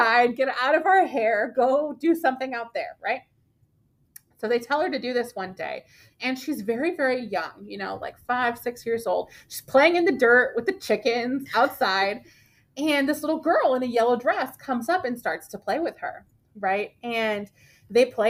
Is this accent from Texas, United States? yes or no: yes; Brownsville, Texas, United States; I'm from Brownsville, and I grew up spending a lot of time with my grandmother